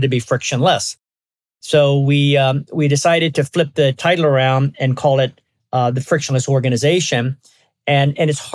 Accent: Baltimore, Maryland, United States; moved away as an adult; also born or lived in California; now in West Coast, United States; I grew up in Baltimore. I've been on the West Coast for a long, long time, but I grew up in Baltimore

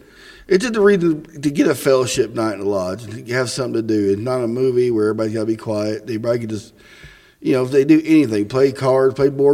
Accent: Missouri, United States; I'm a transplant from Missouri.

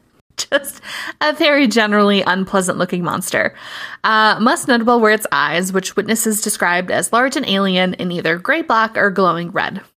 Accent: Minnesota, United States; I am very white, and I am from Minnesota

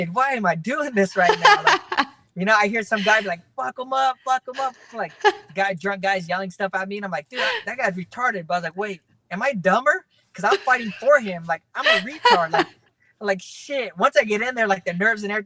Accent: Fresno, California, United States; born or raised there

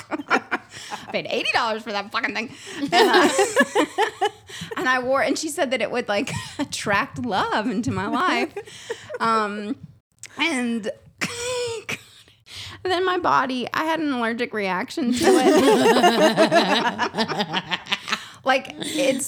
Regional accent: Nashville, Tennessee, United States; moved away as an adult; also born or lived in New York City; I'm from Nashville. And then I have lived the last 15 years in New York City

